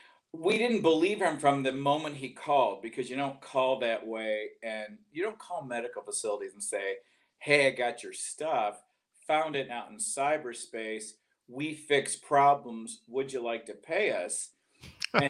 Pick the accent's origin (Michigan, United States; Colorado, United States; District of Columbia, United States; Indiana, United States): Michigan, United States; Detroit; moved away as an adult; also born or lived in Atlanta, Georgia; now in Georgia, United States; But I left in 83. I grew up in Detroit.